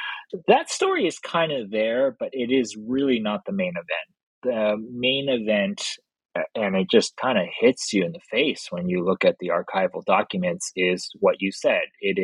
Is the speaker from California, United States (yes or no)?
yes; Los Angeles, California, United States; like I said, I grew up in Los Angeles